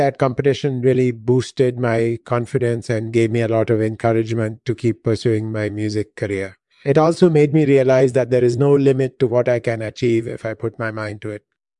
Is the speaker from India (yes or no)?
yes; India; moved away as an adult; also born or lived in London; I was born and raised in India. I started learning music when I was 6 years old, and I've been singing ever since. I studied voice at the prestigious Sanjit Natak Academy in India. And then I came to the US